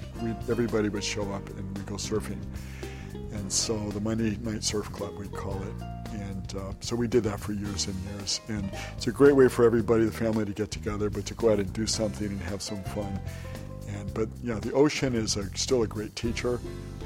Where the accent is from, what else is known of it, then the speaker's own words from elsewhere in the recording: Hawaii, United States; we're from Hawaii.